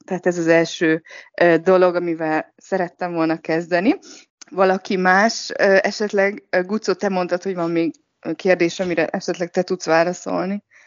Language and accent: Hungarian; Hungary; now in Shanghai, China; mindannyian magyarok vagyunk